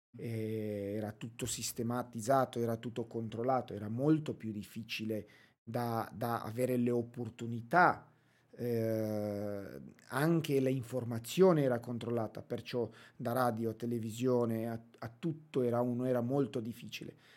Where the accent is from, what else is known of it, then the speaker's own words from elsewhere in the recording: Romania; Italian is a second language; also born or lived in England; now in Brescia, Italy; Sono nato, e cresciuto in Romania, poi eh, trasferito in Inghilterra